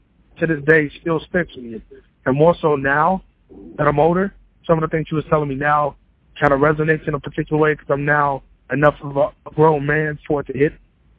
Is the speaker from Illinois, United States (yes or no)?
yes; Chicago, Illinois, United States; Outer Limits were all from my neighborhood. We're all from Bronzeville.